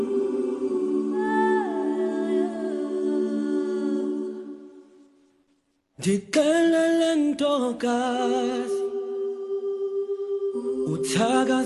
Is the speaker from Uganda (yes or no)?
no; South Coast of Norway, Southern Norway, Norway; English is a second language; moved away; I came from the South Coast